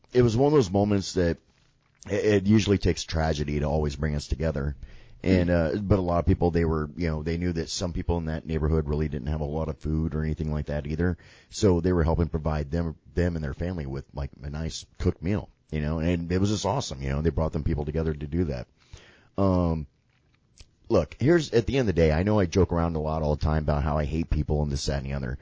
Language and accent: English; Sarasota, Florida, United States; me and many generations of my family are from Florida, you know, predominantly like the Sarasota area. That's my hometown